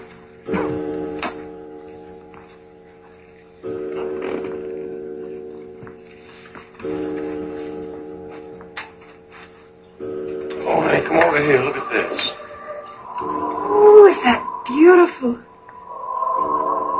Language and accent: English; Florida, United States; now in Tennessee, United States; I grew up in Florida. I spent several years there as an adolescent